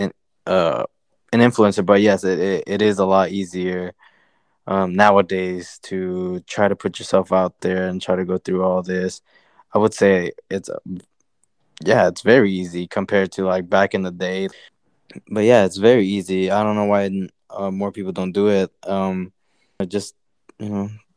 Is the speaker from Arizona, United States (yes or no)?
yes; near Peoria, Arizona, United States